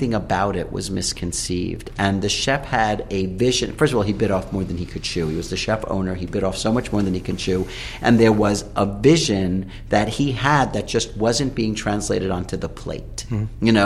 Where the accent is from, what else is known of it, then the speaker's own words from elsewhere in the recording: New York City, New York, United States; as a New Yorker, you know, I'm born in Flushing and I've been, you know, in New York for my entire life.